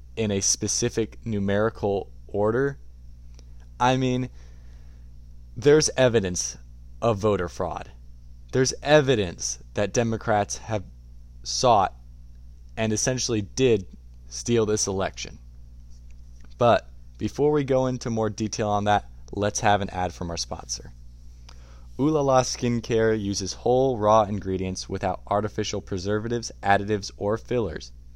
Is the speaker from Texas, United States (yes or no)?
no; Indiana, United States; I am from Indiana